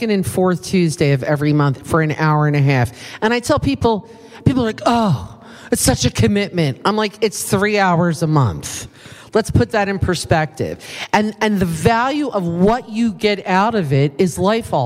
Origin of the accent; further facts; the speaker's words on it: East Coast, United States; accent: East Coast; moved away; my East Coast accent that I know I still have after many years